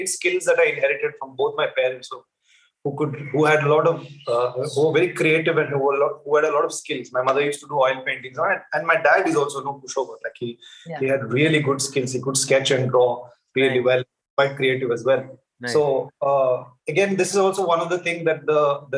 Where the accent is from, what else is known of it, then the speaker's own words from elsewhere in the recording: Bangalore, Karnataka, India; I grew up in a household in the south, in Bangalore